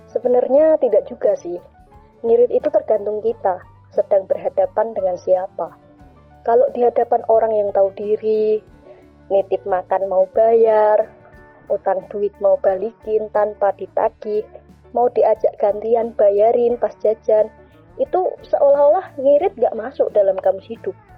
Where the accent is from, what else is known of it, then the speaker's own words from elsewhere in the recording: Java, Indonesia; Sebagai orang Jawa, kita sangat berpegang teguh pada unggah-ungguh atau tata krama